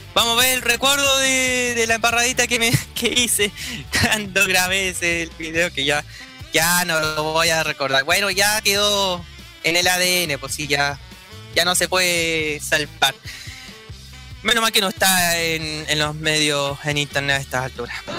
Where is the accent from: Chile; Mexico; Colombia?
Chile; como buen chileno